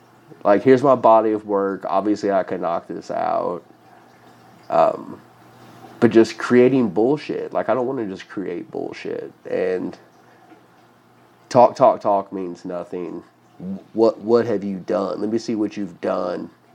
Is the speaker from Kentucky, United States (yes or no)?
yes; Louisville, Kentucky, United States; my hometown